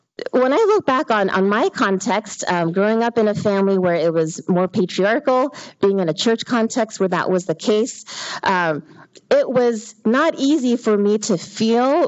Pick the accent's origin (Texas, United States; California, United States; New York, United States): California, United States; Hacienda Heights; I was born and raised in the Hacienda Heights area